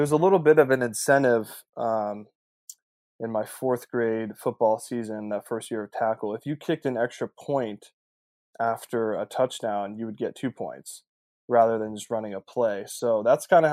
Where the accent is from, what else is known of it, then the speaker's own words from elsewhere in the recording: Atlanta, Georgia, United States; born and raised in Atlanta